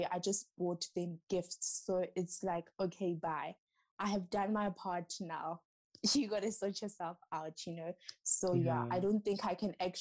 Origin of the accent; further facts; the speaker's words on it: Matatiele, Eastern Cape, South Africa; I'm originally from the Eastern Cape. Matatiele